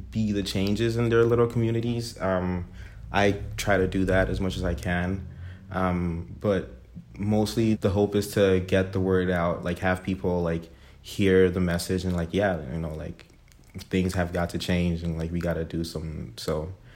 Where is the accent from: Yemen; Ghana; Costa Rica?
Ghana; also born or lived in Toronto, Canada; now in Kingston, Canada; Born and raised in Ghana in West Africa, moved to Toronto in December 2013.